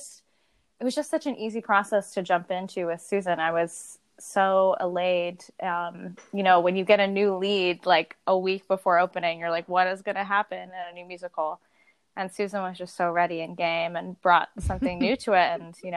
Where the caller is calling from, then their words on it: Philadelphia, Pennsylvania, United States; Not Scranton, Philadelphia.